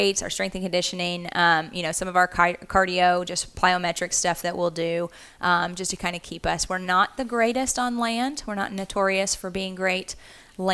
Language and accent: English; Central Arkansas, United States; moved away as an adult; also born or lived in Kansas; I'm originally from Central Arkansas. I actually grew up swimming for the Arkansas Dolphins